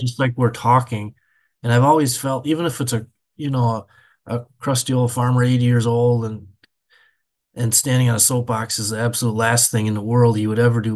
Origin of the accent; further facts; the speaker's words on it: Benson, Minnesota, United States; I grew up in a little town of thirty-two hundred people, Benson, Minnesota